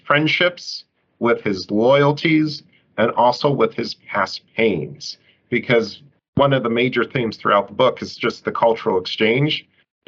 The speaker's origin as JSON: {"language": "English", "country": "United States"}